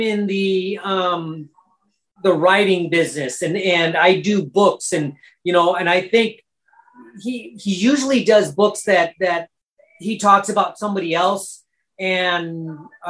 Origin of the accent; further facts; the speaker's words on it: Long Beach, California, United States; also born or lived in Bellflower, California; Long Beach was where I grew up. Bellflower is my hometown.